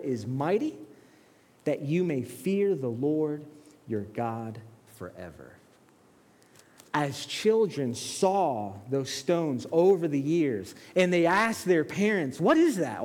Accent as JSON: {"language": "English", "town": "Bridgeport", "region": "Connecticut", "country": "United States", "tie": "born or raised there", "also_born_or_lived": "Brooklyn, New York", "said": "then we moved to Bridgeport"}